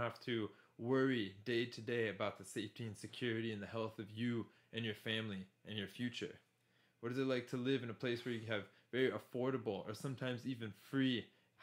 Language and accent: English; United States; moved away as an adult; I'm originally from the United States, been living outside of US for over 10 years now